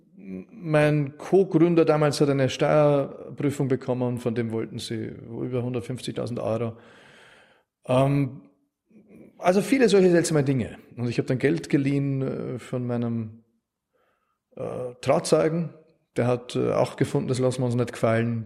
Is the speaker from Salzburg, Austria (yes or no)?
no; Wald am Arlberg, Vorarlberg, Austria; also born or lived in Innsbruck; now in Vienna, Austria; ich bin so irgendwie in Wald am Arlberg aufgewachsen